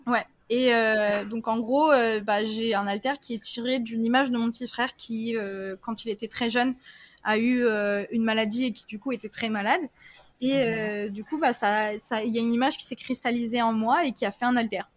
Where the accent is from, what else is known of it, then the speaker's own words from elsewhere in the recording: France; also born or lived in Tahiti; j'ai vécu un déménagement à 7 ans et demi où après ben, mes parents sont séparés et j'ai déménagé en France métropolitaine parce que j'étais à Tahiti